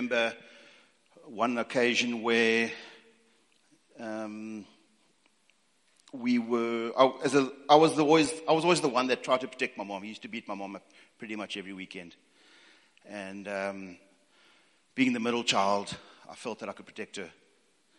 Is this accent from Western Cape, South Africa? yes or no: no; East London, Eastern Cape, South Africa; also born or lived in Northern Natal; born and bred in East London, and parents moved up to Northern Natal